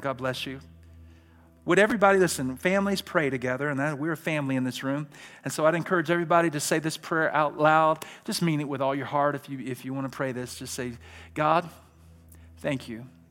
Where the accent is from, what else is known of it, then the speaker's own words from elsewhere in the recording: Birmingham, Alabama, United States; I'm from Birmingham, Alabama